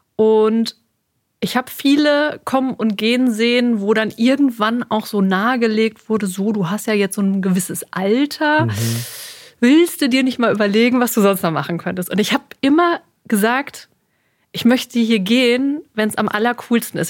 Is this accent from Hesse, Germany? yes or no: no; Sauerland, North Rhine-Westphalia, Germany; moved away as an adult; also born or lived in Cologne / Westmünsterland / Dortmund; now in Münster, Germany; ganz ursprünglich komme ich aus dem Sauerland